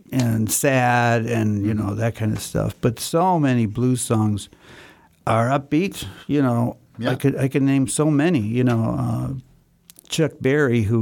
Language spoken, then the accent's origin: English; Tehran, Tehran Province, Iran; now in Vienna, Austria